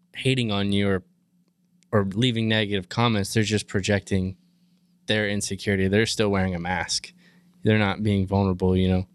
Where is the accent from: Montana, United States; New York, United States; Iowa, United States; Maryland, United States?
Maryland, United States; moved away as an adult; now in Texas, United States; not growing up in this lifestyle, I like I said, I'm from Maryland. I moved to Texas seven years ago